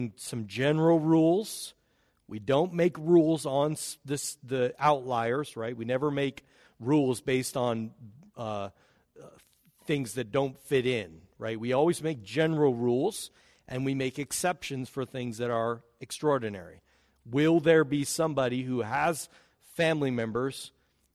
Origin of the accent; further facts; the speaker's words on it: United States; We are American